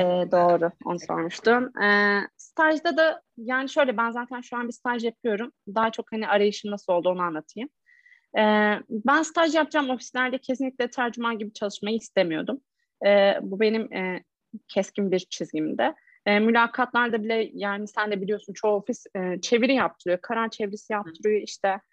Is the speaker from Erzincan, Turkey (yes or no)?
yes; Erzincan, Turkey; ben de Erzincan'da büyüdüm.